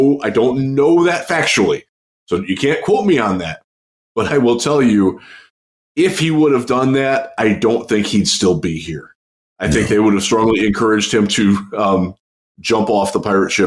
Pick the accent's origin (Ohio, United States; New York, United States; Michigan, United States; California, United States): Ohio, United States; Cleveland; my hometown